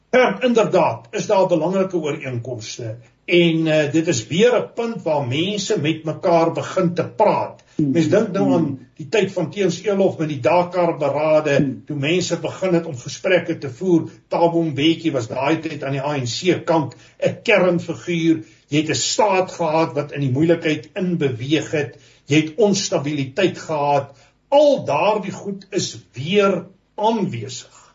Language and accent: Afrikaans; South Africa; ons praat as Suid-Afrikaners